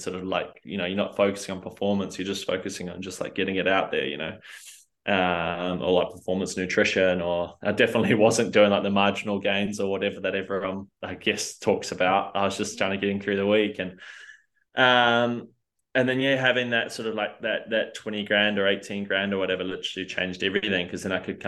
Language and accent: English; New Zealand; I guess I was not born in New Zealand, but I'm definitely a Kiwi through and through.